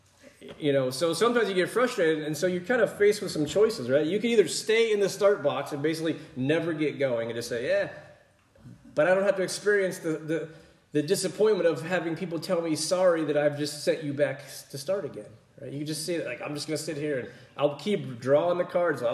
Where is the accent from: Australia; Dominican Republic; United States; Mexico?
United States; Pennsylvania; growing up in Pennsylvania